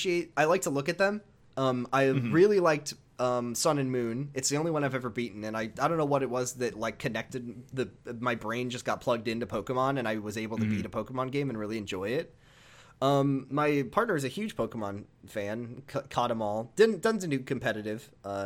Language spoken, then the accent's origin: English; Seattle, Washington, United States; moved away; I was I'm from Seattle. Don't live there anymore. I haven't lived there in a while, but I'm a Seattle boy at heart.